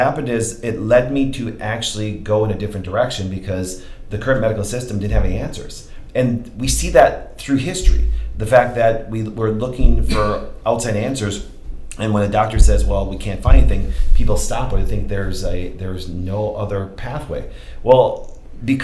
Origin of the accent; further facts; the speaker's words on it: Kerwitz, Wisconsin, United States; I grew up in Kerwitz, Wisconsin, not far from here